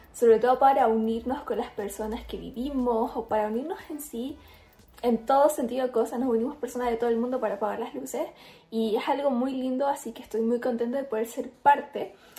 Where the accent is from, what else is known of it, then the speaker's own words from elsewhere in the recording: Chile; soy influencer chilena